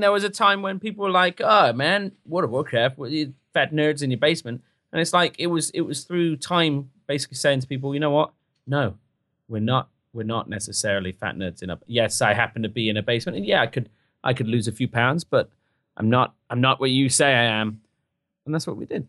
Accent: United Kingdom

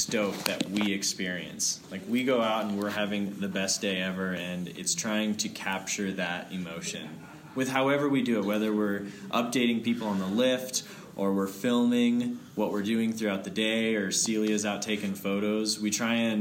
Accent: Denver, Colorado, United States; also born or lived in Steamboat Springs, Colorado; I grew up in Denver.

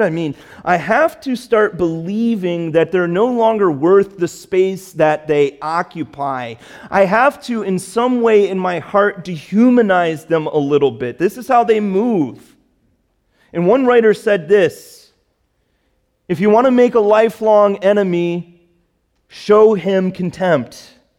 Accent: Chicago, Illinois, United States; moved away; I grew up in Chicago

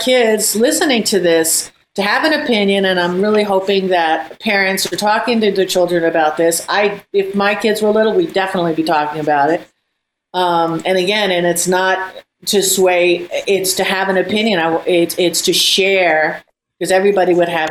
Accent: United States; as Americans

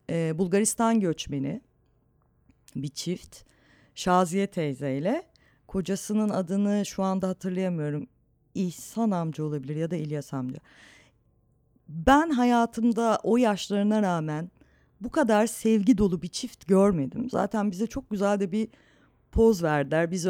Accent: Istanbul, Turkey; Çatalçeşme e, Suadiye ile Bostancı'nın arasında çok tatlı eski bir semttir. E, çocukluğum da orada geçti.

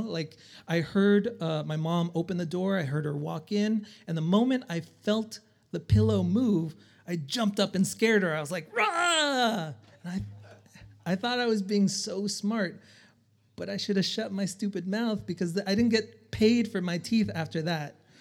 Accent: El Salvador; moved away; I'm from El Salvador

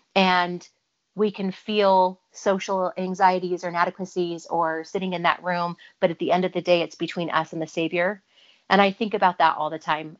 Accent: Provo, Utah, United States; also born or lived in Orem, Utah; I grew up in Provo, Utah, Orem, Utah

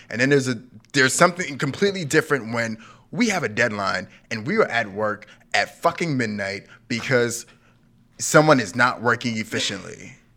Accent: New York City, New York, United States; I was, like, ten years old, Brooklyn, nineteen nineties

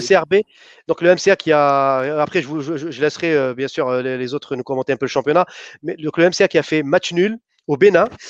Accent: Algeria; chez nous en Algérie

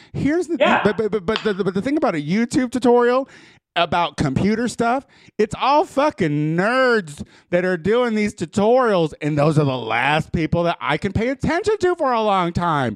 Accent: Midwest, United States; I'm from the Midwest

